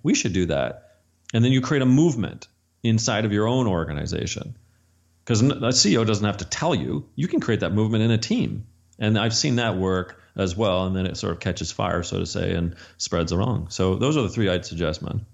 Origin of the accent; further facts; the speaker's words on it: Canada; I'm Canadian